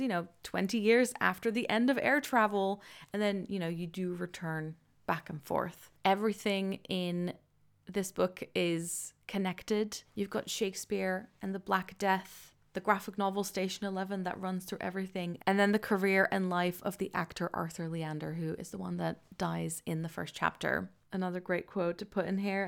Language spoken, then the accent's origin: English; Netherlands; now in London, United Kingdom; I am originally from the Netherlands and I currently live just outside of London